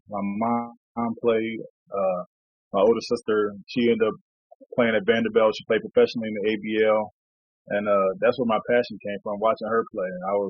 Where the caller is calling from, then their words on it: Sapporo, Hokkaido, Japan; I'm calling in from Sapporo, Japan. It's on the northernmost island of Japan, island called Hokkaido, city called Sapporo.